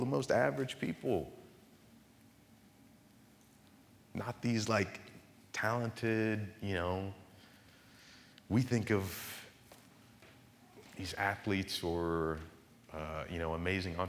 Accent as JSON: {"language": "English", "town": "Marionville", "region": "Missouri", "country": "United States", "tie": "born or raised there", "also_born_or_lived": "Virginia", "moved": "as an adult", "said": "I was actually born in Missouri, a town called Marionville"}